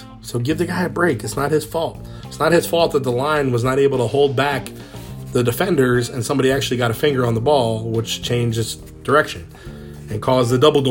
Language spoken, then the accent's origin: English; United States; also born or lived in New Orleans, Louisiana; Growing up in that area of the United States was much more part of my life